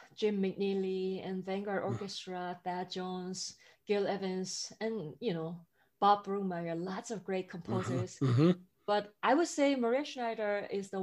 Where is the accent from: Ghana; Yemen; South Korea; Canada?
South Korea; moved away as an adult; also born or lived in Boston; now in New York City, United States; I grew up in South Korea, which has barely like any jazz music